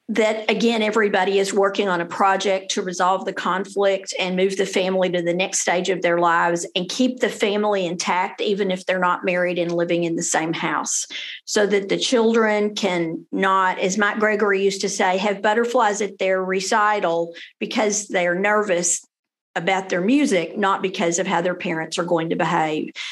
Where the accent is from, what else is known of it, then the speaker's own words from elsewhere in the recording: Denton, Texas, United States; also born or lived in Fort Worth, Texas / Austin, Texas; I went all the way through Denton Independent School District, graduated as a Denton High School Bronco. Then I went to University of North Texas here in Denton